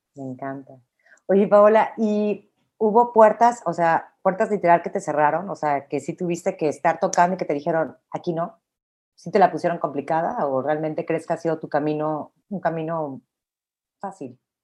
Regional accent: Mexico; como mexicana, como mujer

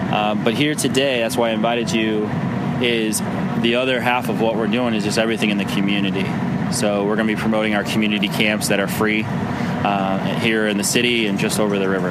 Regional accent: St. Louis, Missouri, United States; I grew up playing right here in the St. Louis Latin League

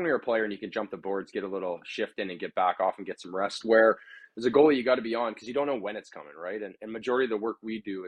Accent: Thunder Bay, Ontario, Canada; growing up in Thunder Bay, Ontario

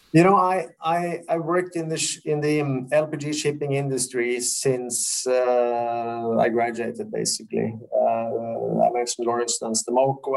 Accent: Oslo, Norway; I was uh, born and raised in Oslo

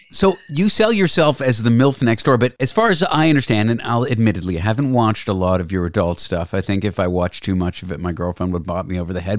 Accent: Toronto, Ontario, Canada; also born or lived in Nova Scotia; I'm from Toronto

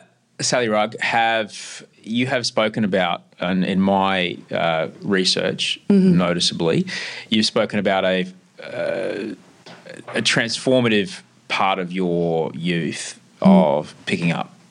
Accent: Queensland, Australia; I grew up in Queensland

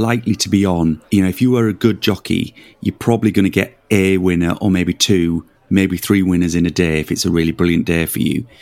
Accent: Leeds, Yorkshire and the Humber, United Kingdom; moved away; I'm from Leeds originally

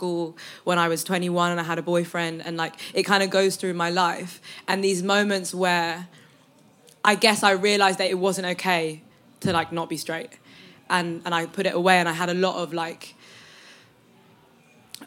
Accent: London, United Kingdom; I've always been from here, so it's always been a part of who I am

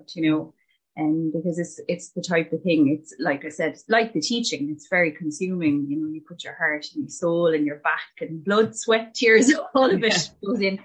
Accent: Shannon, Munster, Ireland; moved away as an adult; now in Limerick-Cork border, Ireland; I'm from Shannon in Clare, and I lived there all my life, and we relocated as a family to the Limerick Cork border.

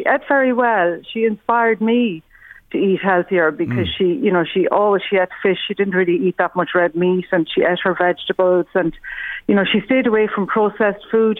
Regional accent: Galway, County Galway, Ireland; now in Dunshaughlin, Ireland; We live here outside Dunshaughlin, County Meath. And she went to school in Ashburn Secondary School. We came from Galway originally.

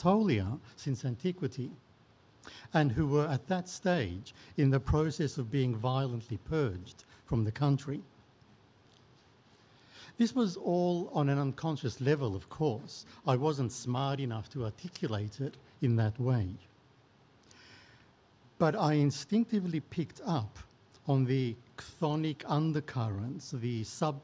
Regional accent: Melbourne, Victoria, Australia; also born or lived in Turkey; As a teenager growing up in Melbourne

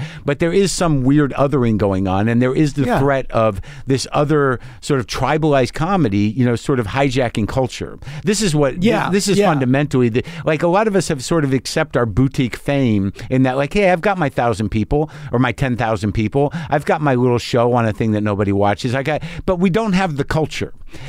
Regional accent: New Mexico, United States; Yeah, I grew up in New Mexico. A lot of guns around. My dad had guns.

